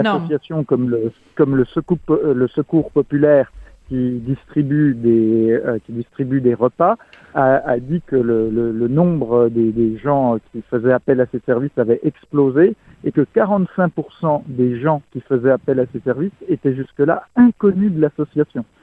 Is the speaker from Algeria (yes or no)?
no; France; en tant que Français